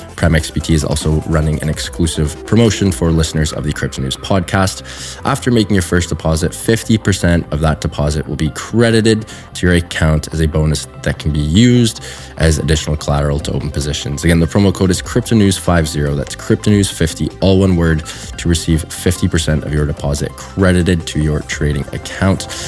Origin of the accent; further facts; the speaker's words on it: Canada; I am Canadian.